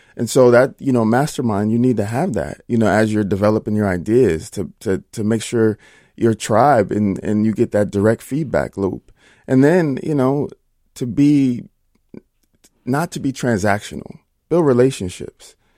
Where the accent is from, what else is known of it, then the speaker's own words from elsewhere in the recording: Minnesota, United States; I am a Minnesota boy